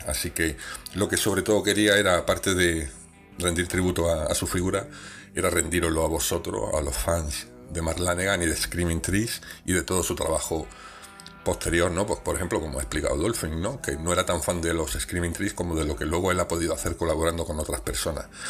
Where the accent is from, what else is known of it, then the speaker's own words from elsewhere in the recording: Granada, Andalusia, Spain; Yo me siento granadino